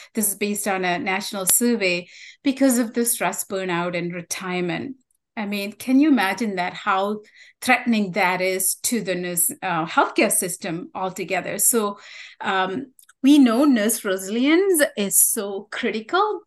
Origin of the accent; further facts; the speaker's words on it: Sri Lanka; first language Tamil; English is a second language; moved away; where I grew up, the beautiful island I was describing, um, we had a civil war that uh, started in the early 80s mm-hmm. uh, due to ethnic conflict um, and discrimination. I was in the minority group, Tamils, um, so that was my native language.